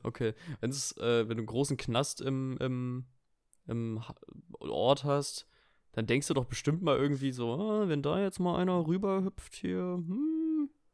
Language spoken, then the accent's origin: German; Rostock district, Mecklenburg-Vorpommern, Germany; Die Kleinstadt, wo ich herkomme, liegt im Landkreis Rostock.